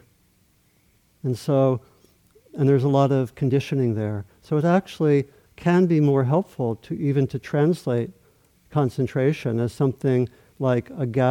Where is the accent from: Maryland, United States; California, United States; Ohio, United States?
Maryland, United States; I grew up in Maryland, not so far from the Atlantic Ocean